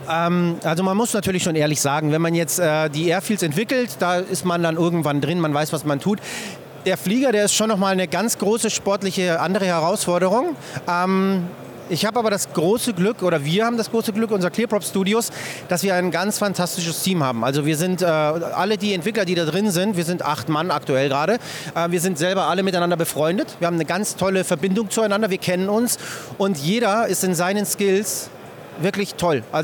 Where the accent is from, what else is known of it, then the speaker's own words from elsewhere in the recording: Nuremberg, Bavaria, Germany; Und ich komme aus Nürnberg